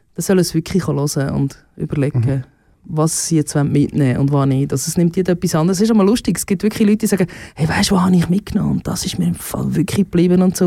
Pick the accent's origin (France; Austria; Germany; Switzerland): Switzerland; Und da sind wir Schweizer schon, schon sehr äh, grob immer noch unterwegs